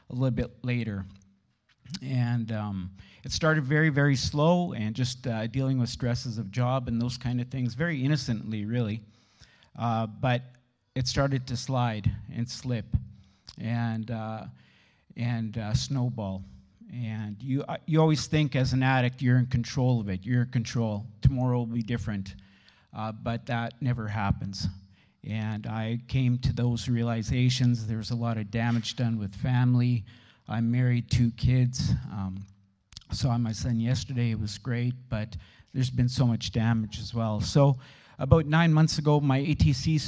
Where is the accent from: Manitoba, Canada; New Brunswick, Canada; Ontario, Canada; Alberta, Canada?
Manitoba, Canada; Steinbach; Born and raised in Steinbach